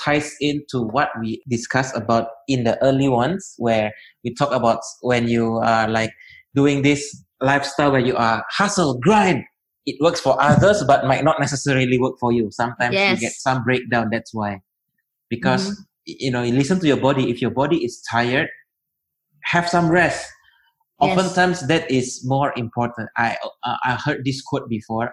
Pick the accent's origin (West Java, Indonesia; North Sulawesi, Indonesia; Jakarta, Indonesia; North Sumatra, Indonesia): North Sumatra, Indonesia; Medan; now in Bali, Indonesia; I'm from Medan